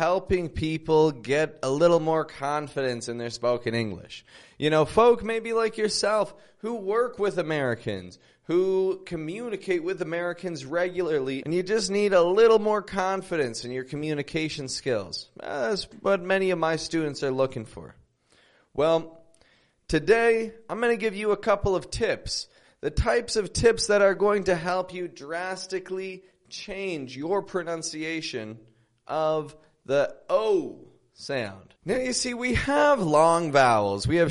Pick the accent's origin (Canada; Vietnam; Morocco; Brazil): Canada; Toronto, Ontario; now in Mexico; I'm from Toronto, and I live in Mexico at the moment.